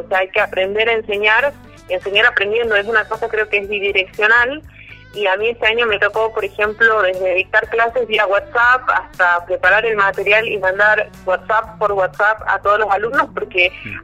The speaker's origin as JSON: {"language": "Spanish", "town": "La Quiaca", "region": "Jujuy", "country": "Argentina", "tie": "born or raised there", "moved": "yes", "lives_now": "Tucumán, Argentina", "said": "cuando estábamos en La Quiaca, que es el lugar donde nací, de hecho yo soy de La Quiaca"}